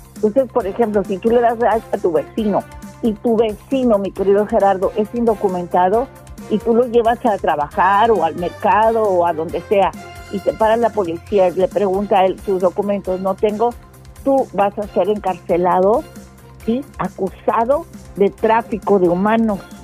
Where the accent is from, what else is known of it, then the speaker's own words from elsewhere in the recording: Mexico; somos nosotros los mexicanos los que limpiamos los hoteles